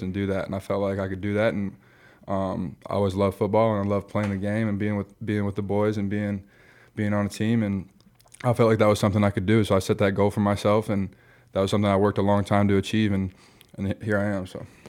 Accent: Michigan, United States; moved away as an adult; also born or lived in Iowa / Nebraska; I grew up in Michigan, went to a F C S school in, in Iowa

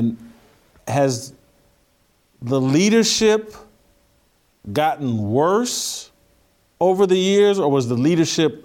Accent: Indianapolis, Indiana, United States; I'm from Indianapolis, family, friends in the Chicago area.

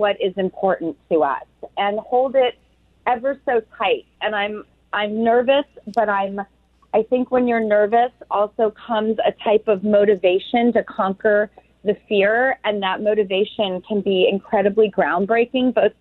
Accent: California, United States; I'm from California

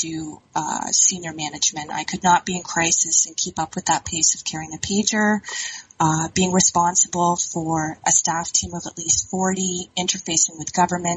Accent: Ontario, Canada; moved away as an adult; also born or lived in Alberta; I'm originally from Ontario, had done a bit of a stint out in Alberta

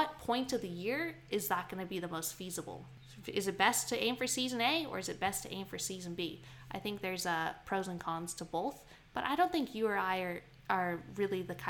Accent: Canada; now in Queensland, Australia; I grew up in Canada

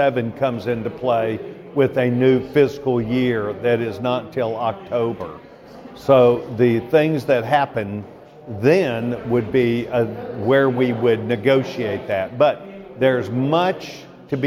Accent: Texas, United States; as a Texan

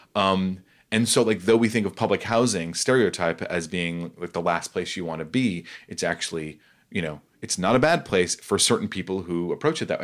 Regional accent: New York City, New York, United States; I'm from Staten Island, New York

